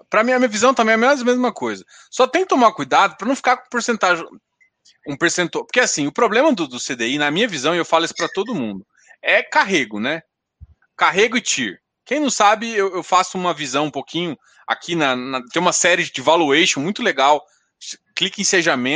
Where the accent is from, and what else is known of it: Goiás, Brazil